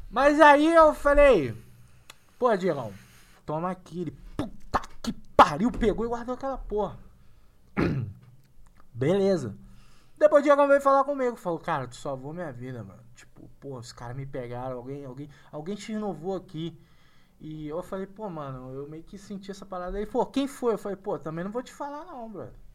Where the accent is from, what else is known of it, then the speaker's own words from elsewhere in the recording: Rio de Janeiro, Brazil; now in São Paulo, Brazil; sou carioca